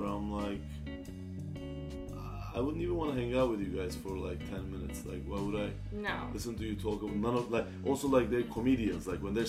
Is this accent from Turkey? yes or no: yes; Turkey; now in United States; I'm from Turkey.